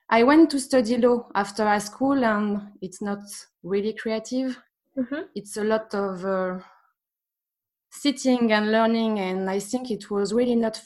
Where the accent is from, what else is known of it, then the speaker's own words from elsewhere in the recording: Paris, Île-de-France, France; English is a second language; I was born in Paris, and I lived there for 20, 25 years maybe.